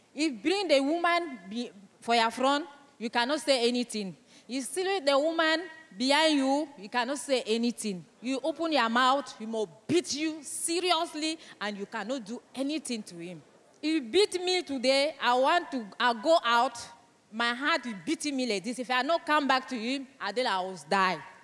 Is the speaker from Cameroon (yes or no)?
yes; Cameroon; first language French; English is a second language; I come from Cameroon